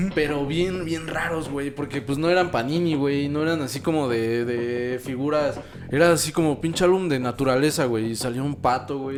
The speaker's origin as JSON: {"language": "Spanish", "country": "Mexico", "said": "como mexicanos pues lo, lo entendemos con facilidad"}